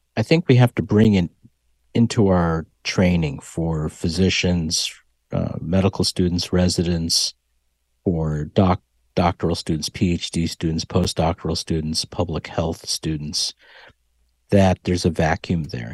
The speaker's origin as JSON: {"language": "English", "town": "Hartford", "region": "Connecticut", "country": "United States", "tie": "born or raised there", "moved": "as an adult", "lives_now": "Texas, United States", "said": "growing up in Hartford"}